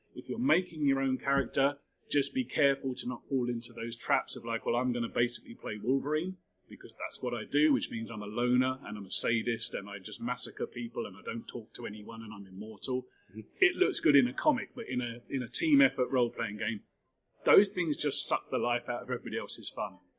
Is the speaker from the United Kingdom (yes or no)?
yes; United Kingdom; we're largely British people